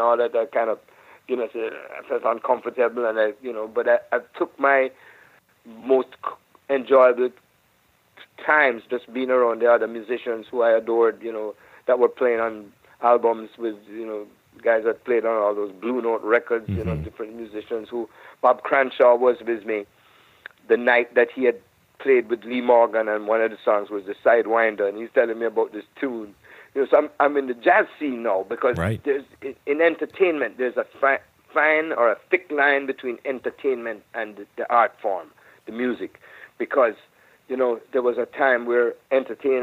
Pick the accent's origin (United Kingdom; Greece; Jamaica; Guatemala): Jamaica; now in United States; I'm from Jamaica, but I'm a Jamaican